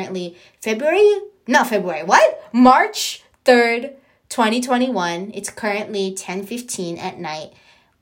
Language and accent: English; San Diego, California, United States; born and raised in San Diego, California